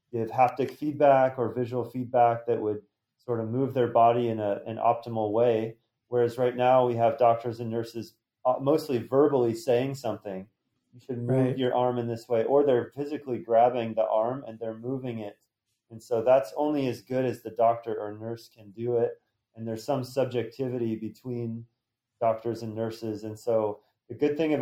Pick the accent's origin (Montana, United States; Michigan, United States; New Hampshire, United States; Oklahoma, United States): Montana, United States; I grew up in Montana, the beautiful mountains